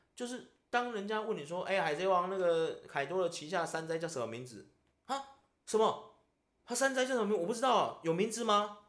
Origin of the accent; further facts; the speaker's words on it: Taiwan; 我们台湾人